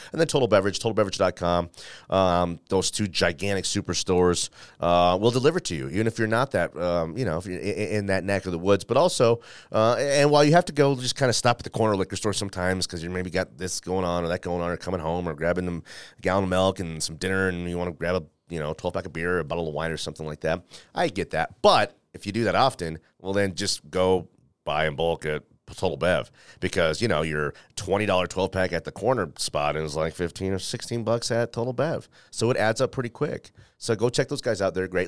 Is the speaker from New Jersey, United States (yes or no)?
no; Denver, Colorado, United States; I'm a guy who went to college here, went to school here, um, who happened to, you know, work in the newspaper industry here when that was a thing. And now I'm doing radio here